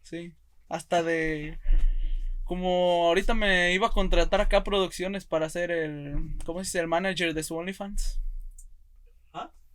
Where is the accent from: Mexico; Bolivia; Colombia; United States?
United States; Monroe, Oregon; Yo soy de Monroe, Oregon